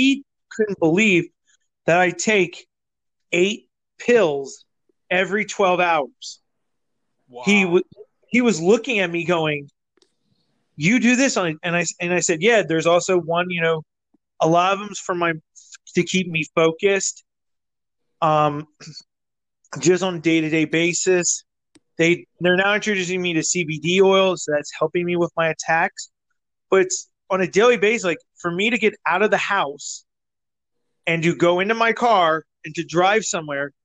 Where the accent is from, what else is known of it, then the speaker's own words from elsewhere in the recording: Spring City, Pennsylvania, United States; also born or lived in Delaware; now in Virginia, United States; I'm originally from a little town called Spring City, Pennsylvania, which is just north of Valley Forge.